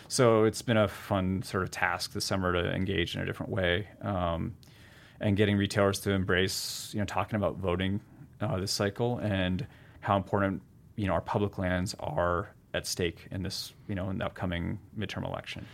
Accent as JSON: {"language": "English", "region": "New Hampshire and Vermont", "country": "United States", "tie": "born or raised there", "also_born_or_lived": "Seattle", "moved": "yes", "said": "Growing up in New Hampshire and, you know, Vermont"}